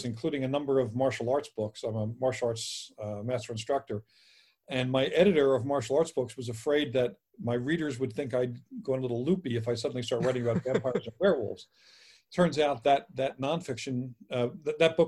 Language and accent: English; Philadelphia, Pennsylvania, United States; I'm from Philly and I spent a lot of time in Jersey